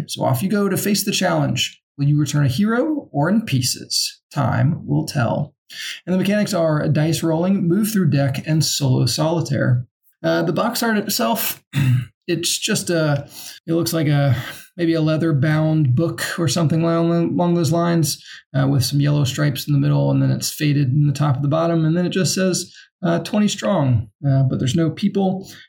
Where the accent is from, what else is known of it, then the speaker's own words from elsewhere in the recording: New Zealand; now in Germany; I'm Kiwi, and I'm so very lonely. I'm currently in Germany playing board games.